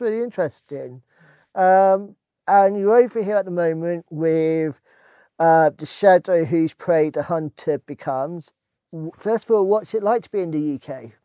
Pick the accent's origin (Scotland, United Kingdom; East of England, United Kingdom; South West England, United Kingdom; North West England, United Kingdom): South West England, United Kingdom; Dorset; I'm actually from Dorset